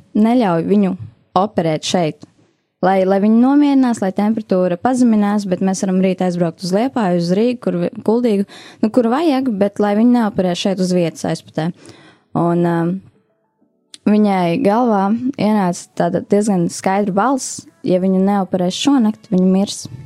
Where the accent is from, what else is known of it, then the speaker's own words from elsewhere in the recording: Aizpute, Kurzeme, Latvia; moved away as an adult; now in Riga, Latvia; es nāku no mazas pilsētiņas, Skurzemē